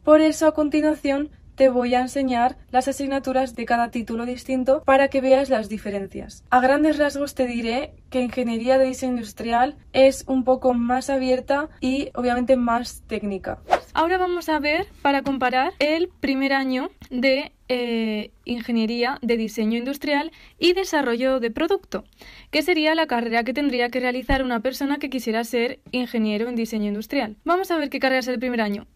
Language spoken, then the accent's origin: Spanish; Aragon, Spain; yo soy de Aragón y yo quiero estudiar en Aragón